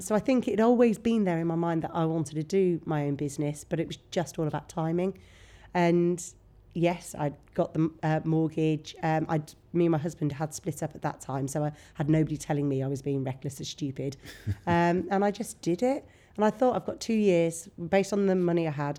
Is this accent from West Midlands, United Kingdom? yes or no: yes; Bromyard, West Midlands, United Kingdom; moved away as an adult; also born or lived in Nottingham; now in Worcester, United Kingdom; come from a huge family in Bromyard. Right. Um, so I just went to school with my cousins